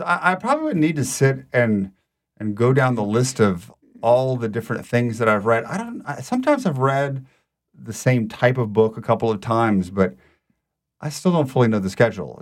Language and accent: English; Lafayette, Louisiana, United States; also born or lived in Rome; now in New Orleans, United States; I am born and raised in Louisiana